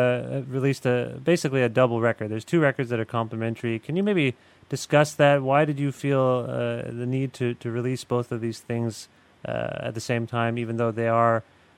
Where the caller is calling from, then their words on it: Guelph, Ontario, Canada; I'm calling you from Guelph, Ontario, where I live.